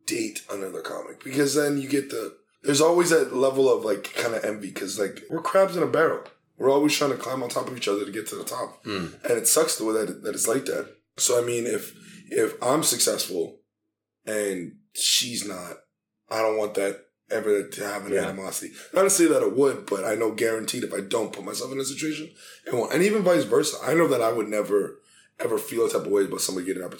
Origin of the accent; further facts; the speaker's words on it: Montreal, Quebec, Canada; also born or lived in New York City; Born and raised here